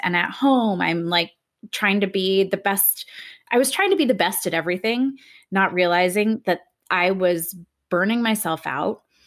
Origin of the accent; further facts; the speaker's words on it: Southern California, United States; I grew up in Southern California, raised in a middle class family